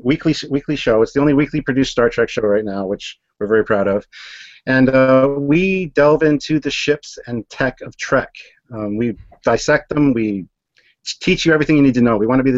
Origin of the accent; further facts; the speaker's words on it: Ontario, Canada; I'm from Ontario, Canada.